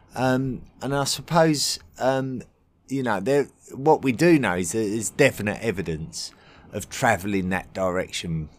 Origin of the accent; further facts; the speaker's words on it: England, United Kingdom; being an Englishman